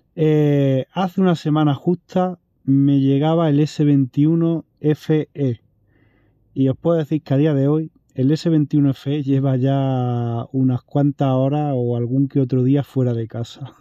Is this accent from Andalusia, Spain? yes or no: yes; Andalusia, Spain; como soy andaluz